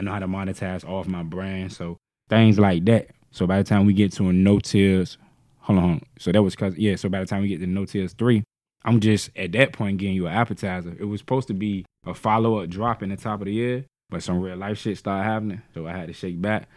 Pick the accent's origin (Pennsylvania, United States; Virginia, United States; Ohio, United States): Virginia, United States; Norfolk; I'm from Grandy Park